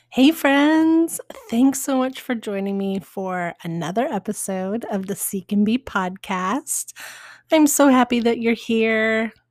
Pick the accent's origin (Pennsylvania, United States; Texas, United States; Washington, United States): Washington, United States; Spokane; now in Portland, United States; I was born in Spokane